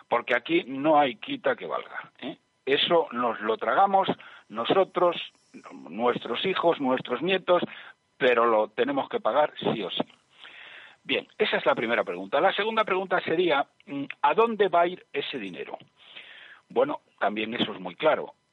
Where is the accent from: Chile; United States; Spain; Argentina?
Spain; los que pagamos los errores de estos artistas somos los españoles